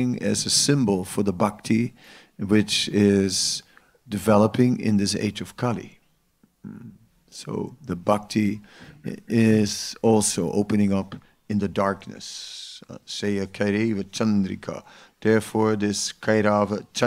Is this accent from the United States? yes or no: no; Netherlands; I'm from the Netherlands, so you want to have a swimming diploma in the Netherlands